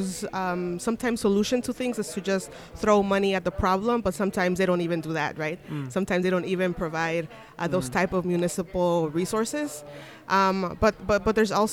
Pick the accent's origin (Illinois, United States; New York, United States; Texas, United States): Illinois, United States; Chicago; I am from the South Side of Chicago